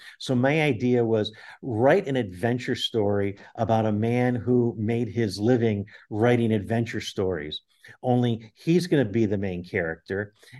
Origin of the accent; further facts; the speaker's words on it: Buffalo, New York, United States; Buffalo, my hometown.